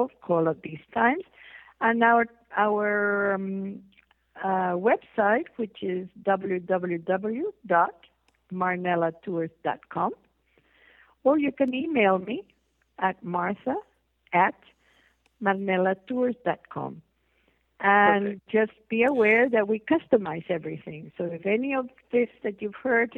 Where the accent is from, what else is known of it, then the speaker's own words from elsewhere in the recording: Peru; now in United States; I was born in Peru.